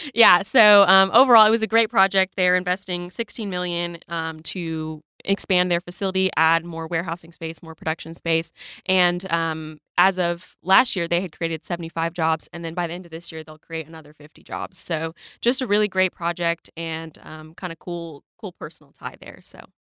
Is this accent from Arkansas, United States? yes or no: yes; Rogers, Arkansas, United States; I am from Rogers